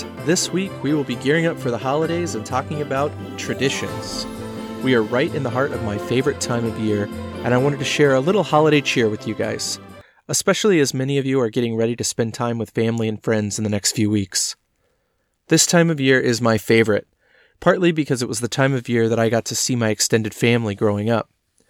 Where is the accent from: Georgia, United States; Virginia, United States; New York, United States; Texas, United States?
Texas, United States; Dallas; There's parades to watch on TV, football, you know, especially growing up in Dallas. We were always watching the Dallas Cowboys on Thanksgiving Day.